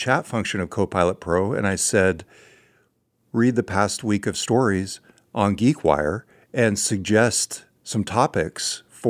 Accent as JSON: {"language": "English", "region": "California", "country": "United States", "accent": "California", "said": "My California accent."}